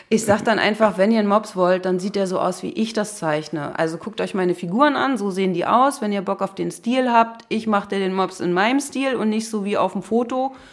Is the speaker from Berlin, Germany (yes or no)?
yes; Berlin, Germany; Ja, ich bin tatsächlich äh, in Berlin geboren, in Neukölln.